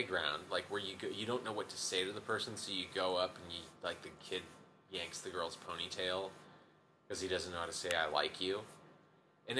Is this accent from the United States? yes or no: yes; Davis, California, United States; I'm from Davis, so I'm from Central